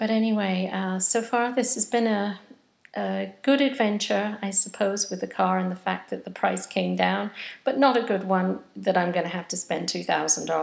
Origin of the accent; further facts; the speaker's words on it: England, United Kingdom; now in United States; being English and having this constant feeling that I'm in a different country